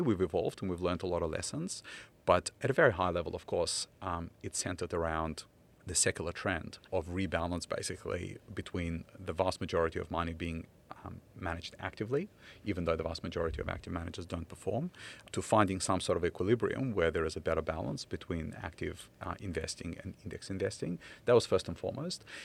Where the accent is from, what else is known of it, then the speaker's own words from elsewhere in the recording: Ukraine; English is a second language; now in Australia; back in my childhood, uh, in, uh, Soviet Ukraine